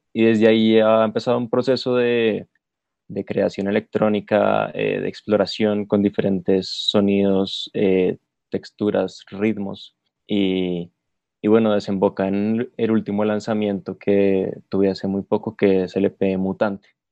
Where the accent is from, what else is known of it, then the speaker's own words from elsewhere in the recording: Bogotá, Colombia; soy productor de la ciudad de Bogotá, capital de Colombia